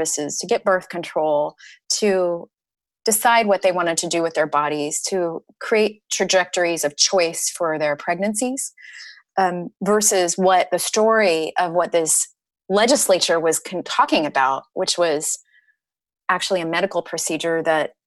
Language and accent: English; Nebraska, United States; when I was a kid, I grew up in Nebraska.